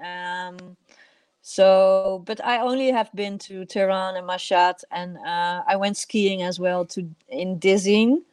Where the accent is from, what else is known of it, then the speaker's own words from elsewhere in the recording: Netherlands; also born or lived in Iran; I'm Dutch